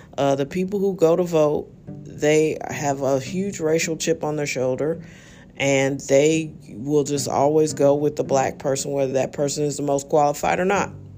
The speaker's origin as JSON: {"language": "English", "town": "St. Louis", "region": "Missouri", "country": "United States", "said": "I'm from St. Louis"}